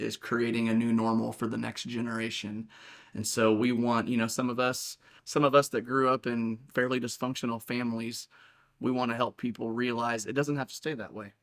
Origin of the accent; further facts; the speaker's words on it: Saint Joseph, United States; I was born and raised here in Saint Joseph. I've lived here my whole life.